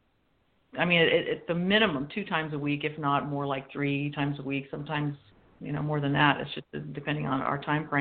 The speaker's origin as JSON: {"language": "English", "region": "California", "country": "United States", "moved": "yes", "lives_now": "Washington, United States", "said": "I'm being from California and I'm a transplant here in Washington now, where I live with Kyle"}